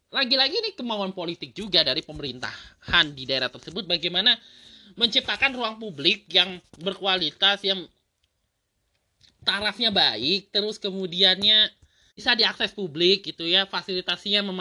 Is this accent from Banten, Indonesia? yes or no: yes; Tangerang, Banten, Indonesia; yang gue perhatikan ya sebagai orang Tangerang sendiri juga udah mulai gitu bahkan di dekat rumah gue sendiri udah ada taman